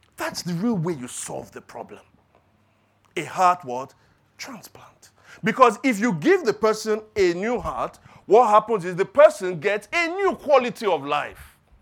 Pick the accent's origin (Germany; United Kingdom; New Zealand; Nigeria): Nigeria; Lagos; growing up in Lagos, growing up in Nigeria